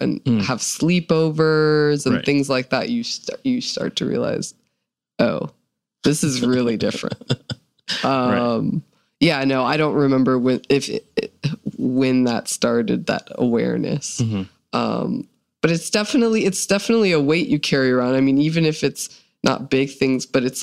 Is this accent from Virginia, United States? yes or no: yes; Fairfax County, Virginia, United States; I grew up in Fairfax County, Virginia, which was pretty diverse